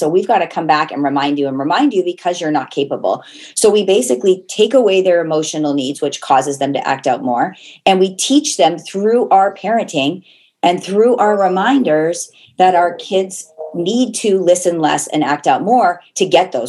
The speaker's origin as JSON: {"language": "English", "town": "Portland", "region": "Oregon", "country": "United States", "also_born_or_lived": "Las Vegas", "moved": "as an adult", "lives_now": "Canada", "said": "I'm originally from Portland, Oregon, met my husband in Las Vegas"}